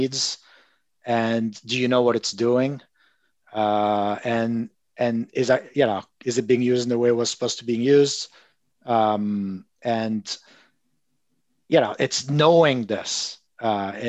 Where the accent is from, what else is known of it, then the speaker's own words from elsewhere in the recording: Marseille, Provence-Alpes-Côte d'Azur, France; I'm from Marseille